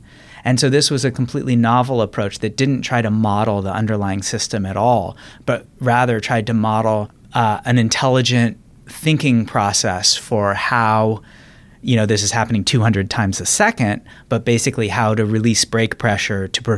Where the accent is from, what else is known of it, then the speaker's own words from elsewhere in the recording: Reno, Nevada, United States; also born or lived in Washington, D.C.; So I grew up, moved around a bit, but Washington, D.C. for my early childhood through age 10 and then Reno, Nevada, age 11 through high school.